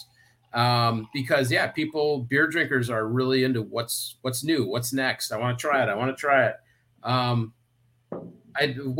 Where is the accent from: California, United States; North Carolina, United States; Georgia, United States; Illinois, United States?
Illinois, United States; Chicago; I grew up around Wrigley. I mean, I would walk to games